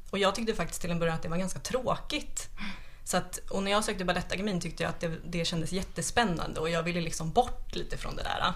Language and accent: Swedish; Sorunda, Stockholm County, Sweden; jag kommer från Sorunda